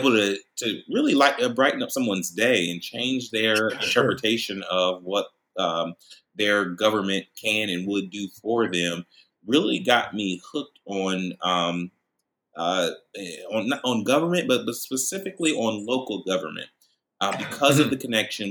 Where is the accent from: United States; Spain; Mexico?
United States; Columbus, Ohio; I was born and raised here in Columbus, Ohio